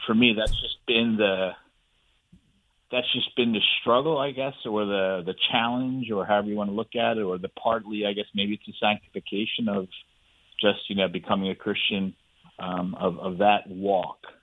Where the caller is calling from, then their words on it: Ponte Vedra, Florida, United States; Calling from Ponte Vedra